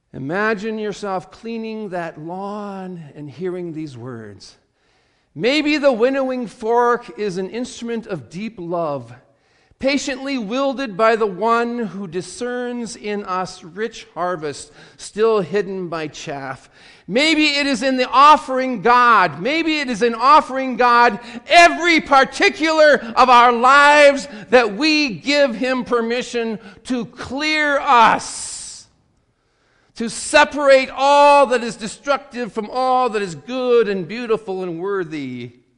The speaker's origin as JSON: {"language": "English", "region": "South Dakota", "country": "United States", "tie": "born or raised there", "said": "growing up in South Dakota"}